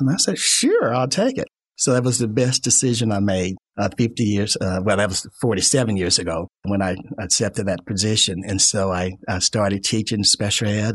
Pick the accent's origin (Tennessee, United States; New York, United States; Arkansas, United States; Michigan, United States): Arkansas, United States; Fayetteville; I was back into my hometown, Fayetteville